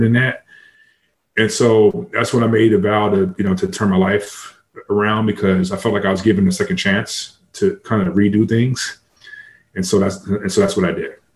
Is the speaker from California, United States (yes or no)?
yes; San Diego, California, United States; I grew up in San Diego